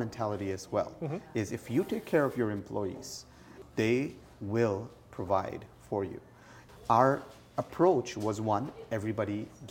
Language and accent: English; Dubai, United Arab Emirates; So I grew up in the Middle East, Dubai.